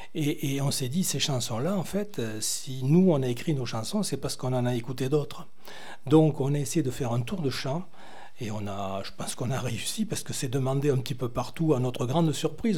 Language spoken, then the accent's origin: French; Brittany, France; moi je suis breton